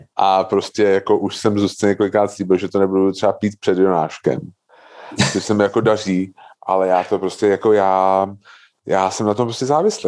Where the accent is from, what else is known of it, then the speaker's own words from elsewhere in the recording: Prague, Czechia; já jsem jako fakt typický, jako, když to řeknu blbě, jako Pražák